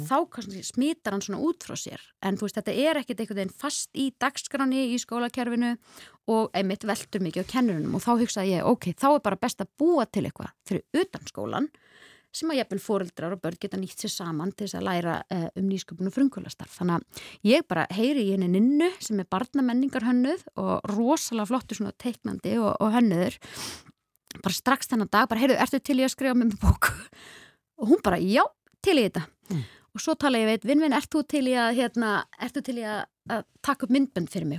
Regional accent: Hvammstangi, Northwestern Region, Iceland; ég elst upp á kvamstonga

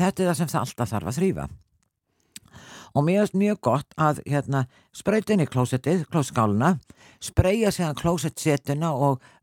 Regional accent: Selfoss, Southern Region, Iceland; ég, náttúrulega frá Selfos

